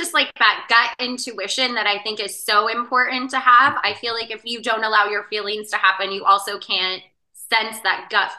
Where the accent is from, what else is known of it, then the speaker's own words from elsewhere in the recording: Spokane, Washington, United States; moved away as an adult; In Spokane, Washington.